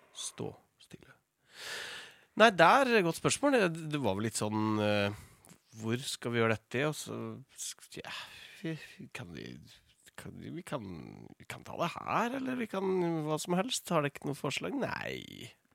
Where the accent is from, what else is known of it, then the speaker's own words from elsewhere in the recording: Toten, Innlandet, Norway; moved away; i fjor så flytta jeg ut fra Stabburet på Toten, der mor og far hadde, hadde gården der jeg vokste opp